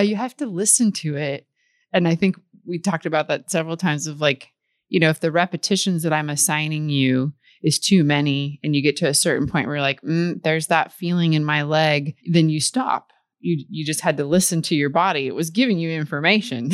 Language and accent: English; Midwest, United States; I grew up in the Midwest, and there was, you know, a lake there